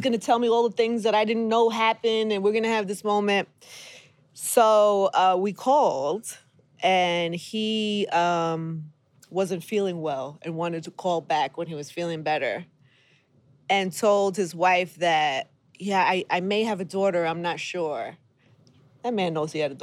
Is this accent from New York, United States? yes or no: yes; New York City, New York, United States; I was raised single mother in Brooklyn